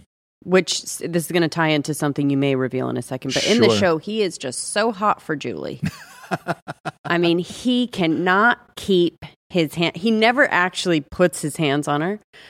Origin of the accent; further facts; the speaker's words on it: Atlanta, Georgia, United States; I'm just from Atlanta.